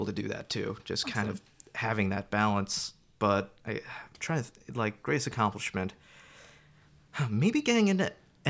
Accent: New York, United States; also born or lived in Florida / Georgia; Oh, no. Georgia? I'm originally from New York.

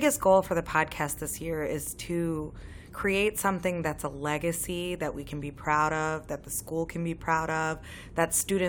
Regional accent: Owensboro, Kentucky, United States; also born or lived in Louisville; now in Chicago, United States; I'm the senior editor of the podcast this year. Originally, I'm from Owensboro, Kentucky, and I lived in Louisville before moving to Chicago.

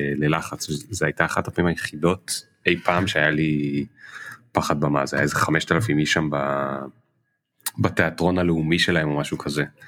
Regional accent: Krayot, Haifa District, Israel; אני גדלתי בקריות

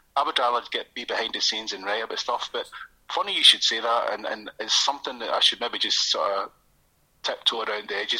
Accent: Airdrie, Scotland, United Kingdom; now in Coatbridge, United Kingdom; so I grew up in Airdrie, uh, North Lanarkshire, I'm from

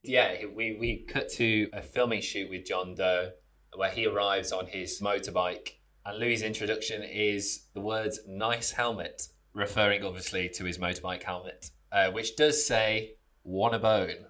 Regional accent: United Kingdom; I'm from the Midlands.

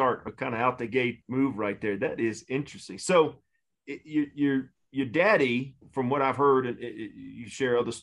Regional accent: Hilton Head Island, South Carolina, United States; I grew up down in Hilton Head Island area in South Carolina.

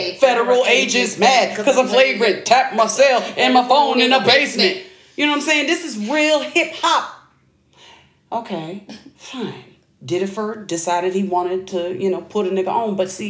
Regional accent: East Coast, United States; I'm from the East Coast.

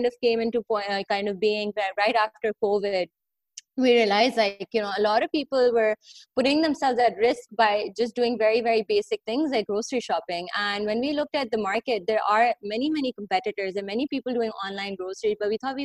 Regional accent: Pakistan; growing up in Pakistan, it's always been quite an issue for people to get to work because the public transport over here is often like a very, very overly crowded

